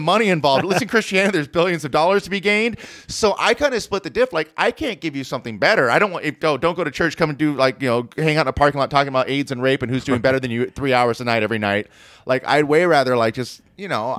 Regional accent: Orange County, California, United States; I'm from Orange County

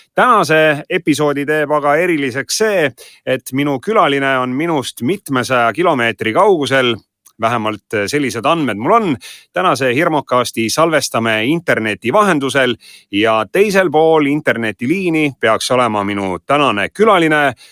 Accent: Räpina, Põlva County, Estonia; mina olen Räpinast

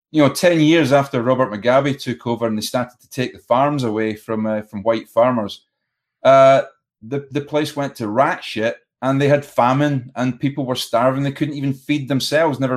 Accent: Zambia; I was brought up in Central Africa, which is which is now Zambia. Um, at one time, it was Northern Rhodesia.

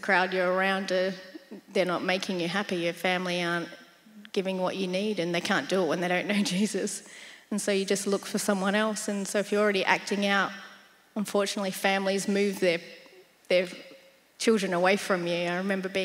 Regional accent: South Australia, Australia; moved away; I'm from South Australia. So sometimes you'll hear me say dance and Stobie Pole and stuff like

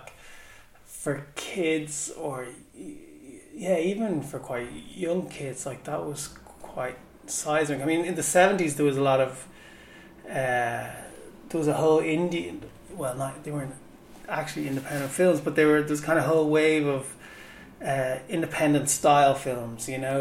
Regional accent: Dublin, Leinster, Ireland; Home was Shankill when I was growing up

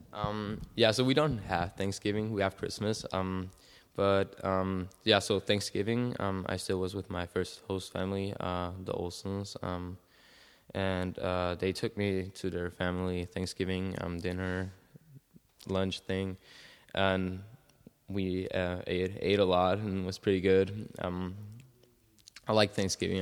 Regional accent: Salzburg, Austria; also born or lived in Keizer, Oregon; I'm from Salzburg, Austria

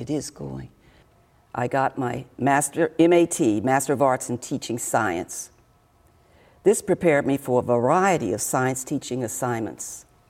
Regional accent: Washington, District of Columbia, United States; I was born in Washington, D.C. in the 40s.

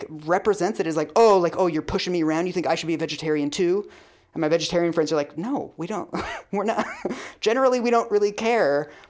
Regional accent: Seattle, Washington, United States; I'm from Seattle

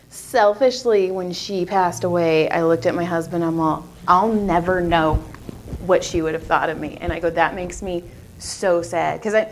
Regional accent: Madera, California, United States; also born or lived in Texas; now in Valencia, United States; I am from Madera, Fresno area.

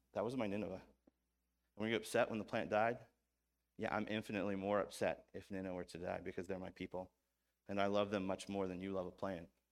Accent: Missouri, United States; I'm from Missouri

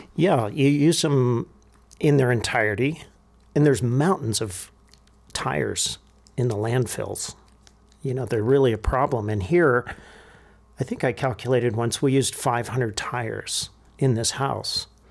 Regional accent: Santa Monica, California, United States; also born or lived in Pacific Palisades / Malibu; now in Taos, United States; born in, um, in Santa Monica. and we lived in the Palisades

